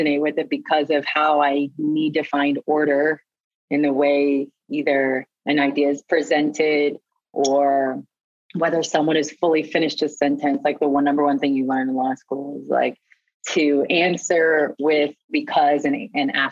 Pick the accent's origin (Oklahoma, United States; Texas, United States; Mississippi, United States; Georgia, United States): Oklahoma, United States; moved away; also born or lived in New York; growing up in Oklahoma, in a small town in Oklahoma